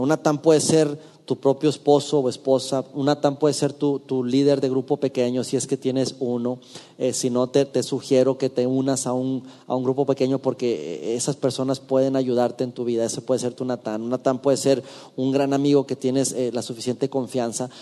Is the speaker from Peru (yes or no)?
no; Durango, Mexico; en mi ciudad natal, en la ciudad de Durango